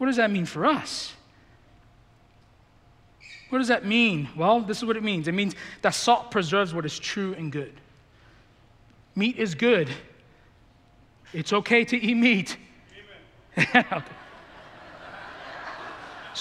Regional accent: New York City, New York, United States; I grew up in the Bronx

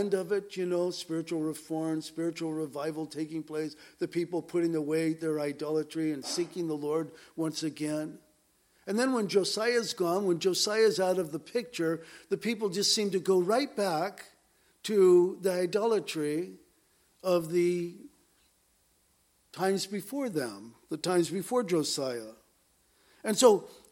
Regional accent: Southern California, United States; growing up in Southern California

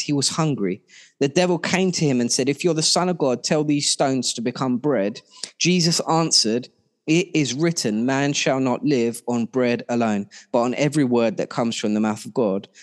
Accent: Ilford, London, United Kingdom; I grew up in Ilford

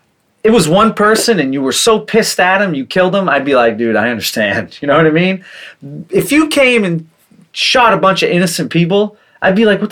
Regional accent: New Hampshire, United States; I grew up in New Hampshire where people hunt and we shoot guns and stuff.

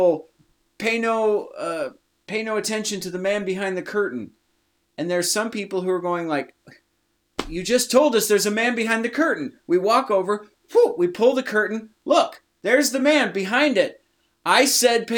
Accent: Iowa, United States; we're from Iowa, so here we have the University of Iowa Hawkeyes

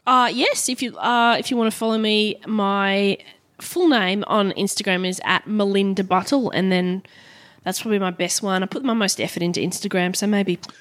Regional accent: Brisbane, Queensland, Australia; also born or lived in Perth; starting my show there in Brisbane 'cause it's my hometown

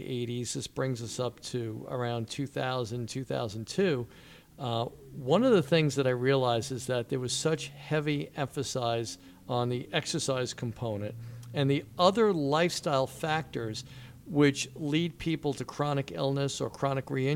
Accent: Wantagh, New York, United States; moved away as an adult; now in Manasquan, United States; growing up in Wantagh, Jones Beach

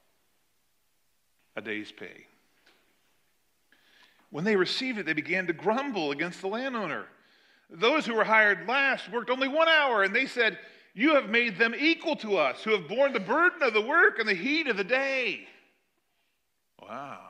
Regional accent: United States; us as American citizens

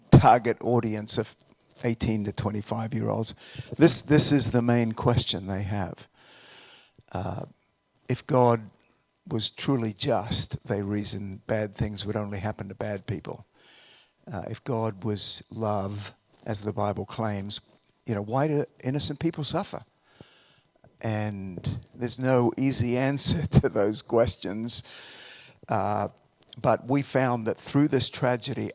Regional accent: Australia; moved away as an adult; also born or lived in Colorado; now in United States; I'm from Australia originally. I came over here to finish some of my undergraduate studies.

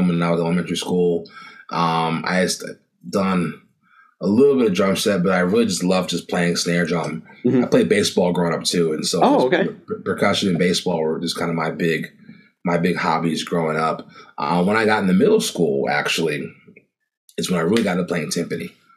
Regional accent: Elkridge, Maryland, United States; I grew up in a town called Elkridge, a small town in Maryland. It's about 20 minutes south of Baltimore

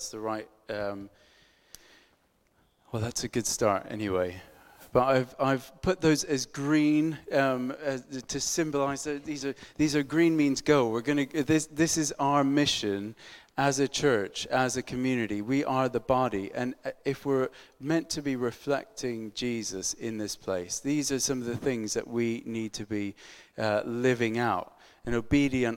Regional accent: United States; I'm American

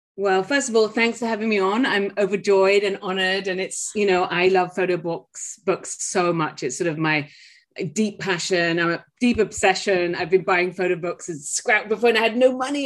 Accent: England, United Kingdom; now in Maine, United States; I'm English by birth

